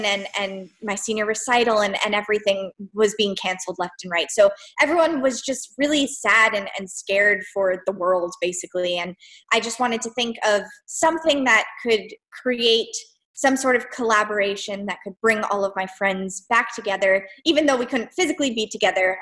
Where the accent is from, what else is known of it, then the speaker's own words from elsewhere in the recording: South Florida, United States; moved away as an adult; now in Boston, United States; I grew up in South Florida